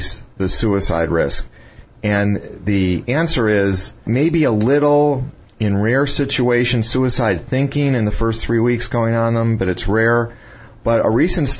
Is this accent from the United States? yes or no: yes; Chicago, Illinois, United States; I grew up around Chicago